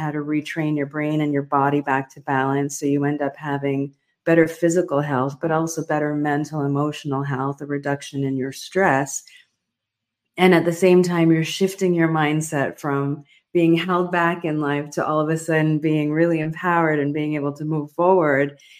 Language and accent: English; Near Port Elizabeth, Eastern Cape, South Africa; I was born in South Africa during a very difficult time